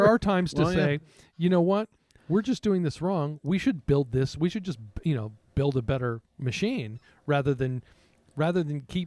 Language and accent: English; Texas, United States; growing up in Texas, there weren't drum corps in Texas